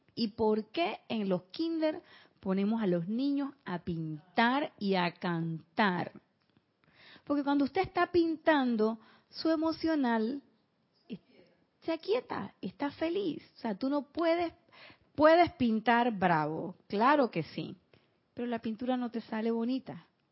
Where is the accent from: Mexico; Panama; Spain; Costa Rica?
Panama; en mi pueblo